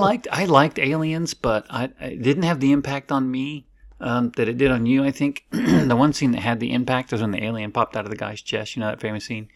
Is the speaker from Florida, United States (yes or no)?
yes; Florida, United States; I grew up in Florida